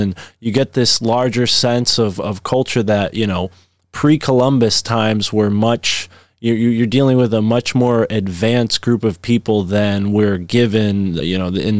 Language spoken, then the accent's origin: English; New Brunswick, Canada; you know, as a boy, hearing stories about Canada from my grandparents, you know, growing up in New Brunswick, I was always fascinated by, you know, what their lives were like.